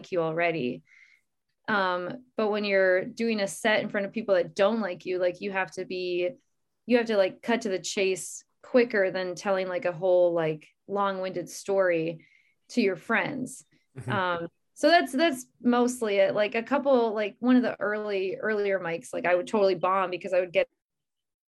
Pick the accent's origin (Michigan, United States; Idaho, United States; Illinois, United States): Michigan, United States; moved away as an adult; now in Minnesota, United States; I'm originally from Michigan, and moved to Minnesota in 2013.